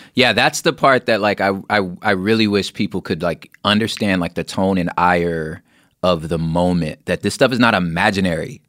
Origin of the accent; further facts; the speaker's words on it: Los Angeles, California, United States; growing up in Los Angeles